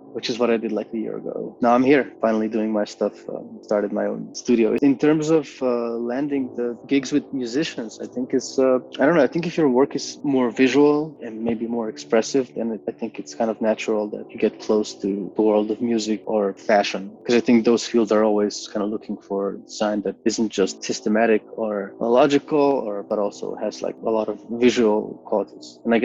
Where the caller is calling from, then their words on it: Ljubljana, Slovenia; Hi, yes, I am dialing from Ljubljana, from my studio here in Bežigrad.